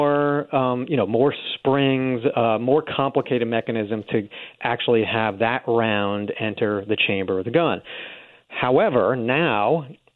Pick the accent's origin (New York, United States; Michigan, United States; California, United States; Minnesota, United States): New York, United States; New York City; moved away; I grew up in New York City